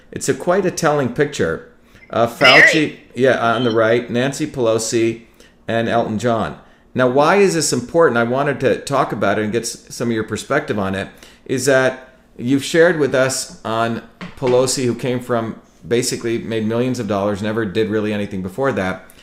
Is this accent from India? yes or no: yes; India; moved away; also born or lived in New Jersey, United States; I grew up in India where my grandparents had nothing